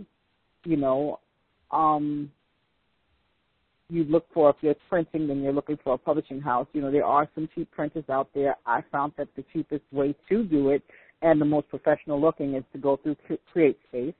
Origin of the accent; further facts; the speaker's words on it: New York, United States; I'm from New York